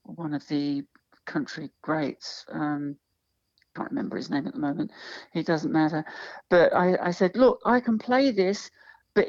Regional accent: High Wycombe, South East England, United Kingdom; born or raised there; also born or lived in Chiswick, London; now in Australia

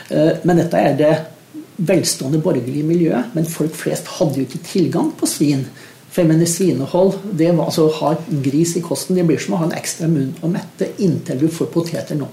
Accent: Eastern Norway, Norway; Så i og med at min bedre halvdel er vestlending og jeg er østlending, så kjører vi begge deler på julaften.

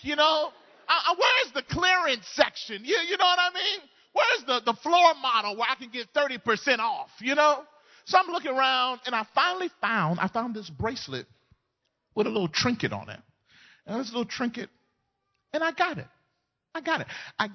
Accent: Mississippi, United States; moved away as an adult; also born or lived in Southern California; now in California, United States; We grew up, born and bred in Mississippi. Moved to California 11 years ago

